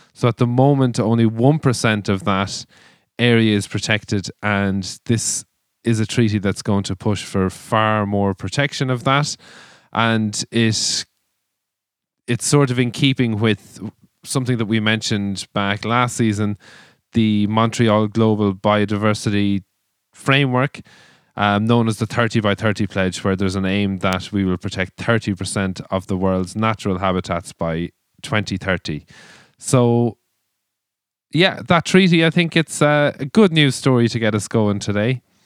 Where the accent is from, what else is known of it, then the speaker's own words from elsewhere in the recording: Ireland; us as Irish people have built our culture with and around